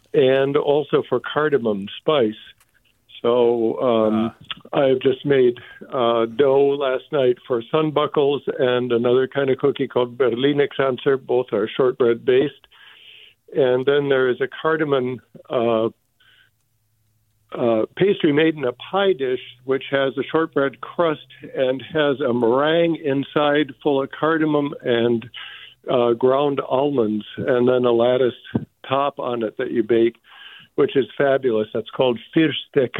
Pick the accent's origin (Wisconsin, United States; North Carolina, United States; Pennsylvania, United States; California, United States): Wisconsin, United States; now in Walnut Creek, United States; I grew up in Wisconsin